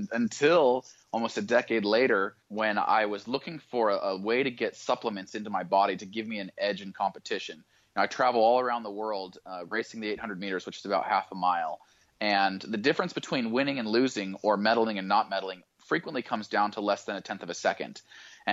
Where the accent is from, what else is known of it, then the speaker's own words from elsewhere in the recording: Boise, Idaho, United States; I grew up in Boise, Idaho